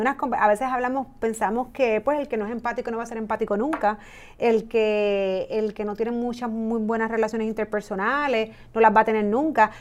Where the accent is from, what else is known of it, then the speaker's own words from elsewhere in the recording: Puerto Rico; los empleados puertorriqueños